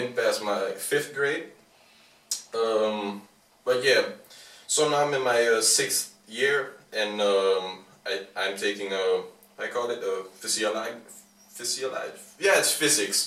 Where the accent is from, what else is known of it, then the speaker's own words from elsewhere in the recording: Amsterdam, North Holland, Netherlands; We're from Amsterdam